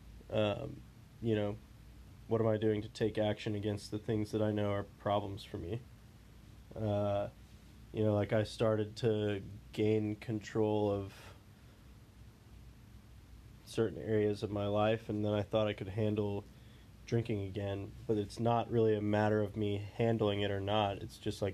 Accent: Houston, Texas, United States; I was born in Houston

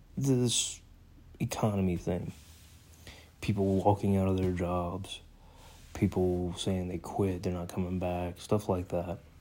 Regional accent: United States; I am an American

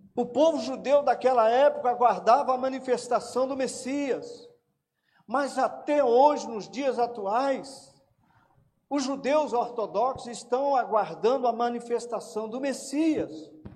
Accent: Minas Gerais, Brazil; como um bom mineiro

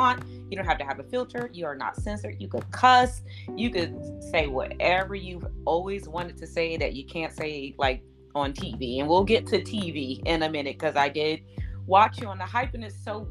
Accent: Chicago, Illinois, United States; I'm from Chicago

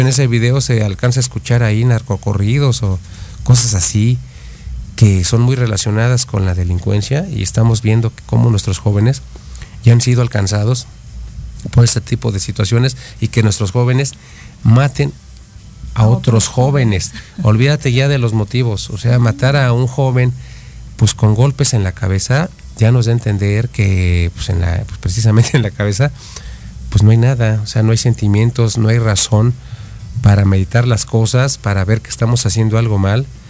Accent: Mexico; estamos parados nosotros como mexicanos

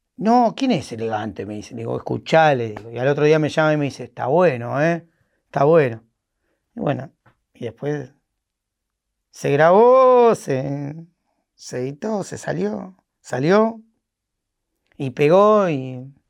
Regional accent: San Fernando, Buenos Aires Province, Argentina; no soy porteño, soy de San Fernando con urbano

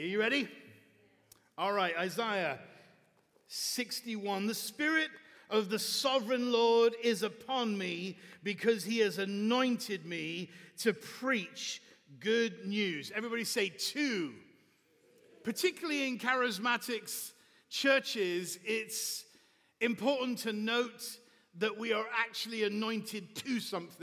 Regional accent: Bath, South West England, United Kingdom; moved away as an adult; now in Chicago, United States; in the wonderful city of Bath. This is my hometown, so it's very, very dear to my heart

